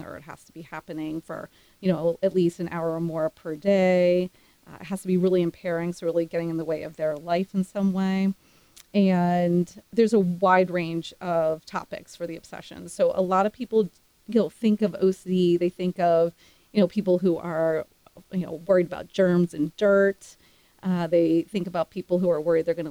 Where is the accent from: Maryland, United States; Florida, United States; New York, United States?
Maryland, United States; Silver Spring; moved away as an adult; also born or lived in Pittsburgh, Pennsylvania / Austin, Texas; Grew up around Washington, D.C. in Silver Spring, Maryland